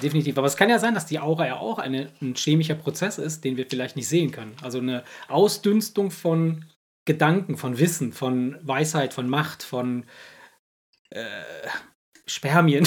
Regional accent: Cologne, North Rhine-Westphalia, Germany; wir aus Köln

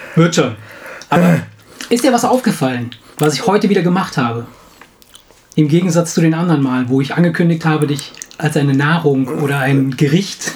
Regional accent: Italy; moved away; ich komme aus Italien

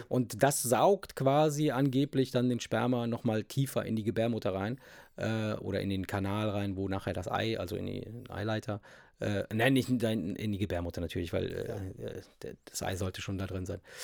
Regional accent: Italy

